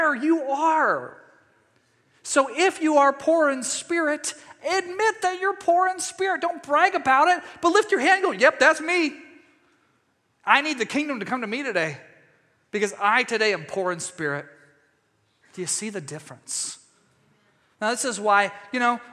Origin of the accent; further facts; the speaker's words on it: East Texas, United States; my home state of Texas or East Texas